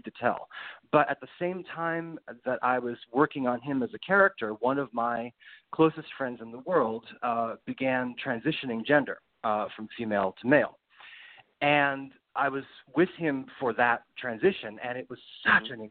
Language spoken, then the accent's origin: English; Rhode Island, United States; now in Brooklyn, United States; I'm from Rhode Island